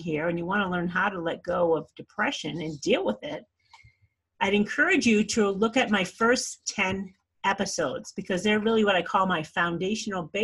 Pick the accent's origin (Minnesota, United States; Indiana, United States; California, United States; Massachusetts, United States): Massachusetts, United States; Scituate; I grew up on the South Shore of Massachusetts in Scituate